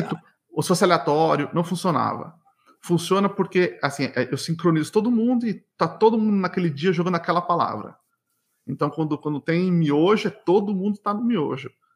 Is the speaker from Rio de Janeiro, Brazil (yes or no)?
no; São Paulo, Brazil; moved away as an adult; now in Montreal, Canada; eu cresci, nasci, cresci em São Paulo